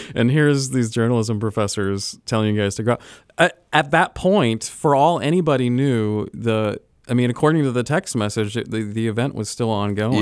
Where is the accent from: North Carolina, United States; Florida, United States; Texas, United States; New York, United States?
Florida, United States; moved away as an adult; also born or lived in Illinois; now in Ohio, United States; so I grew up in Florida